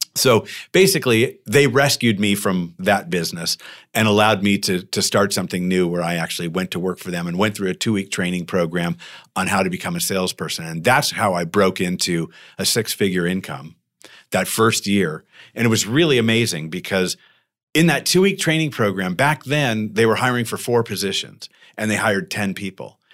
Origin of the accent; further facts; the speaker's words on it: Tucson, Arizona, United States; now in Temecula, United States; I grew up in Tucson where it's hot and nasty